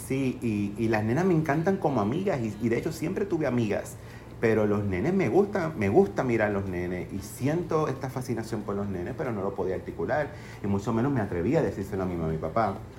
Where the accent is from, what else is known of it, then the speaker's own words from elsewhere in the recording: Fajardo, Puerto Rico; yo nací y crecí en Fajardo